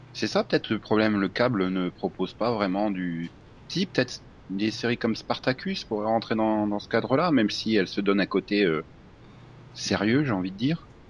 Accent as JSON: {"language": "French", "country": "France", "said": "on est français"}